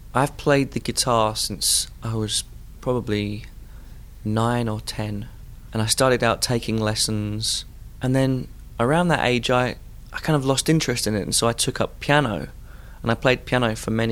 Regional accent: Bromley, London, United Kingdom; moved away as an adult; now in Pittsburgh, United States; I'm from Southeast London in England, which is where I was born. I was born in 1981. I grew up in a suburban town called Bromley

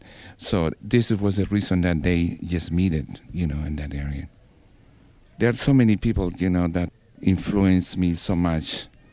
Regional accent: Peru; moved away as an adult; now in Pittsburgh, United States; I'm from Peru. I'm born in 1946.

